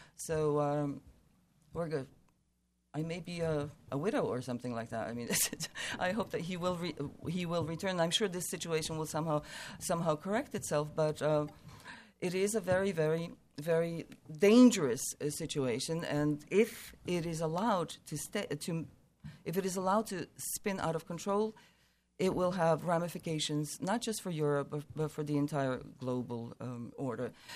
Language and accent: English; United States; we're American